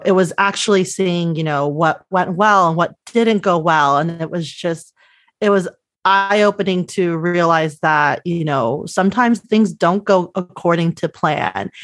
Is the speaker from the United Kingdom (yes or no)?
no; Los Angeles, California, United States; I grew up a little bit, uh, south of San Luis Obispo, so three, about three hours south in the San Fernando Valley, which is part of the northern L A County